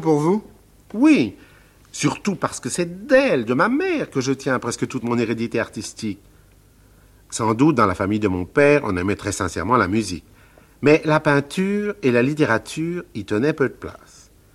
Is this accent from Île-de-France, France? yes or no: yes; Nogent-sur-Marne, Île-de-France, France; also born or lived in Paris; la Madeleine c'est ma ville natale, et le Marais, mon village. Et puis, un peu plus loin, en continuant vers l'est de Paris, il y a aussi ma campagne. Le cher Nogent-sur-Marne, où j'ai passé toute mon enfance